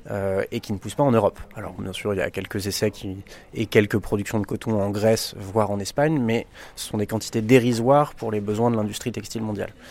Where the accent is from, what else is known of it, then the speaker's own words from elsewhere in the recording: France; chez nous en France